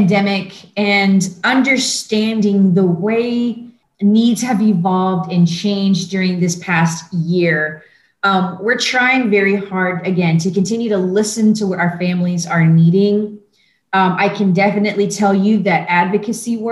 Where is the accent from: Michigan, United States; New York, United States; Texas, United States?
Texas, United States; Pasadena; moved away as an adult; now in San Antonio, United States; I grew up in the Houston area in Pasadena